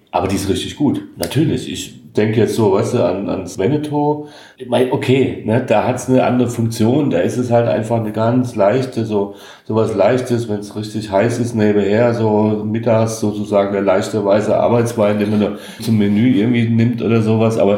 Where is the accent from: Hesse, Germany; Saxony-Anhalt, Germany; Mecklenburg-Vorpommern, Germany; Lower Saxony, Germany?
Hesse, Germany; Also, ich als Hesse würde sagen